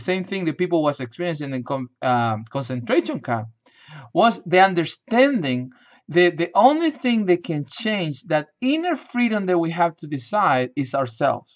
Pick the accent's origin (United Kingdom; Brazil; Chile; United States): Chile; moved away; I grew up in Chile, South America